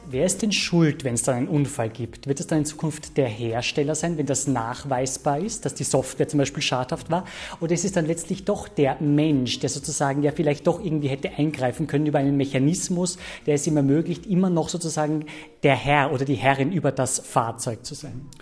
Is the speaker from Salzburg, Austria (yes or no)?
yes; Salzburg, Austria; in meiner Heimatstadt Salzburg